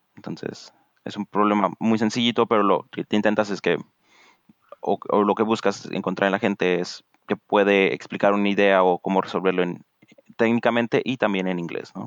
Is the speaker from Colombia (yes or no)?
no; Morelia, Michoacán, Mexico; moved away as an adult; now in Redmond, United States; en el TEC de Monterrey, Campus Morelia, donde crecí, toda mi vida crecí en Morelia